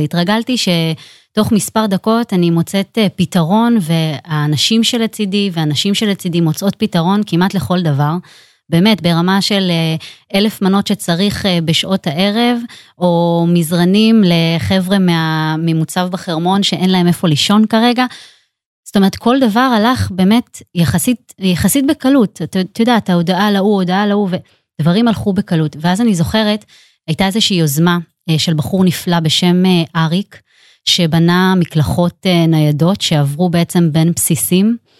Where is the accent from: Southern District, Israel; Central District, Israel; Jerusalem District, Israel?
Central District, Israel; Netanya; אני גדלתי, אה, בעיר נתניה